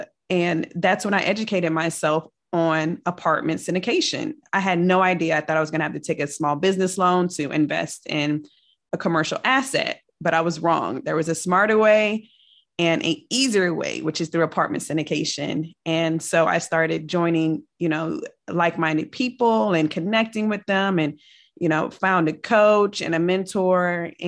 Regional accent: Richmond, Virginia, United States; also born or lived in Germany / Kentucky / Colorado / California; I am from the Richmond, Virginia area. However, my father was in the military, so I have lived all over the world. And I'm so happy to say that I'm a military brat. And so I was born in Germany.

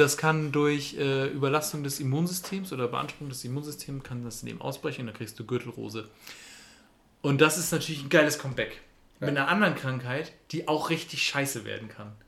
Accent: Germany; wir als Deutsche

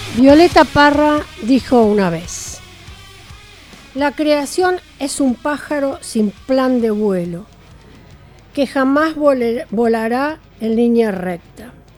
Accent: Tres de Febrero, Buenos Aires Province, Argentina; Yo soy de 3 de febrero

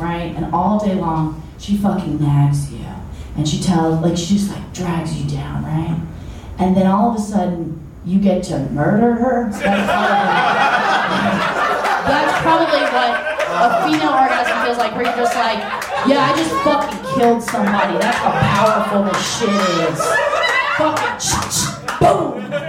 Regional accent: Chicago, Illinois, United States; I'm from Chicago.

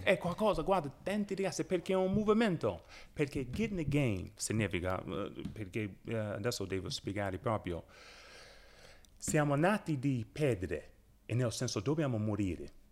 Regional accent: Chicago, Illinois, United States; first language English; Italian is a second language; moved away as an adult; also born or lived in Orlando / Avellino; now in Italy; io vengo da Westside

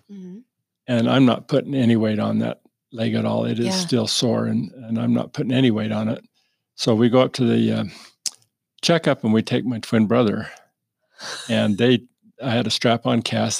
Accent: Lehi, Utah, United States; we grew up in Lehi

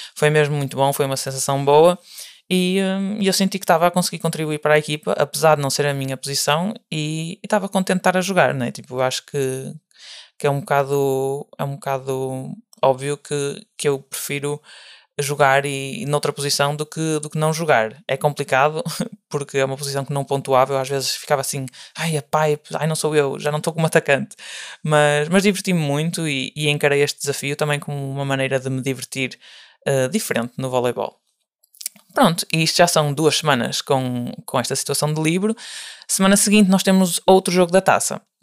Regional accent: Portugal; moved away as an adult; now in Germany; eu sou de Portugal, ou seja, não era local

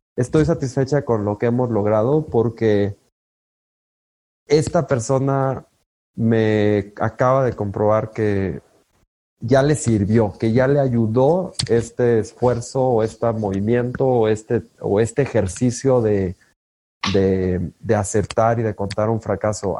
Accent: La Piedad, Michoacán, Mexico; yo crecí en La Piedad, Michoacán

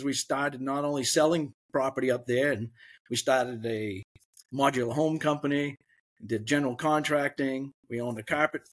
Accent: Biddeford, Maine, United States; growing up in Biddeford Saco area

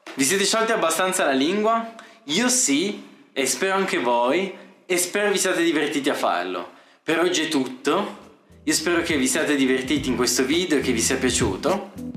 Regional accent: Italy; first language Italian; sono italiano

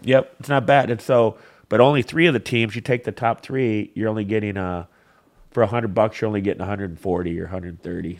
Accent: Flint, Michigan, United States; also born or lived in Marquette, Michigan; I grew up in the Flynn area

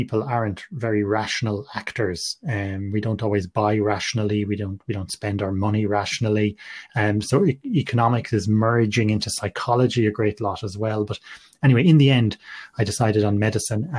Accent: Galway, Connacht, Ireland; I'm from Galway and I grew up in Galway, studied medicine in NUI Galway

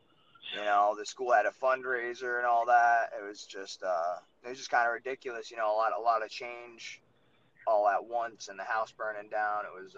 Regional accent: Rhode Island, United States

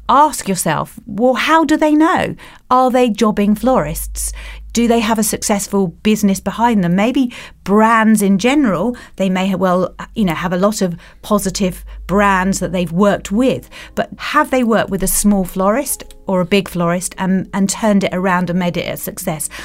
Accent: Kent, South East England, United Kingdom; moved away; I come from Kent, and my brother still lives there.

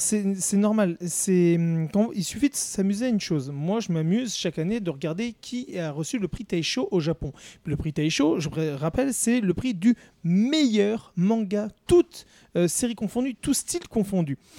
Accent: France; chez nous, en France

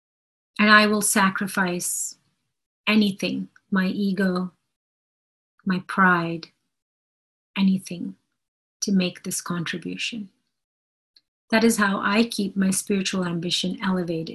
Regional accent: India; I'm Indian

